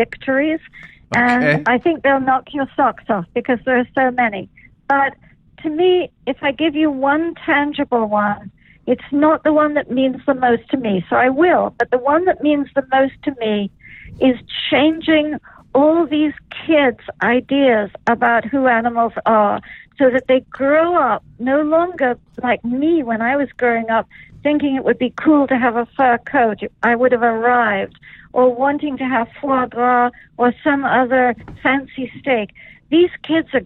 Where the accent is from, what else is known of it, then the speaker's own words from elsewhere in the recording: England, United Kingdom; I'm English, so fish and chips have been dear to me from childhood